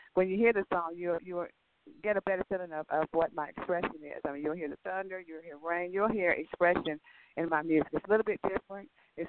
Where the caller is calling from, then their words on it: Los Angeles, California, United States; I'm calling you from Los Angeles today.